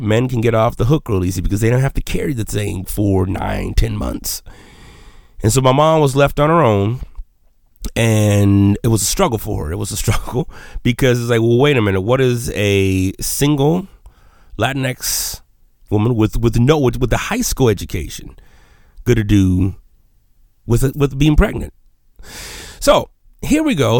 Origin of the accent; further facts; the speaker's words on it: Menard, Texas, United States; first language Spanish; English is a second language; growing up in Texas, I was really into, uh, just shooting stuff